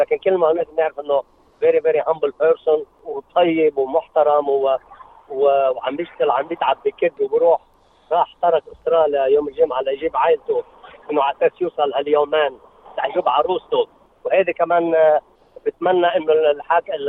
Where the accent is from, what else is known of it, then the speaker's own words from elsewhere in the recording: South Lebanon, Lebanon; now in Australia; عندنا يعني بالجنوب